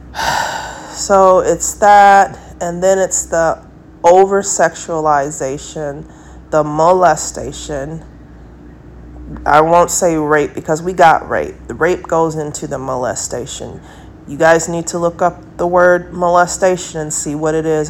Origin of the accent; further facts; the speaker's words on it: United States; I'm American